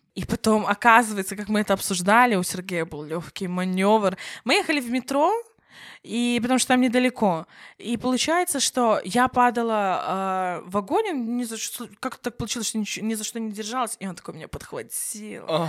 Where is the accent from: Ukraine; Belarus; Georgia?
Belarus; Я сама, например, белоруска